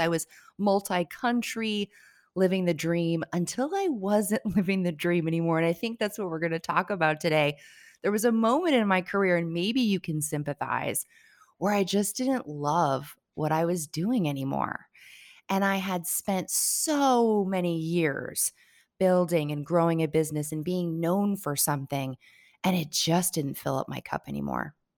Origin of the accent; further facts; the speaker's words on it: Connecticut, United States; moved away as an adult; now in Barbados; I grew up in Connecticut, went to school in Connecticut